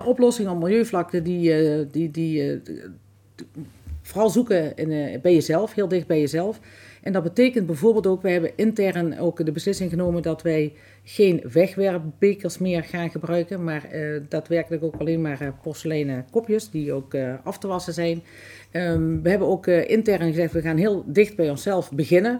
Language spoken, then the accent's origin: Dutch; Grubbenvorst, Limburg, Netherlands; also born or lived in Lottum / Broekhuizenvorst; Ik ben eh, geboren in Lottum, getogen in Grubbevorst en inmiddels alweer heel veel jaren ehm, woon ik in uh, Broekhuizenvorst.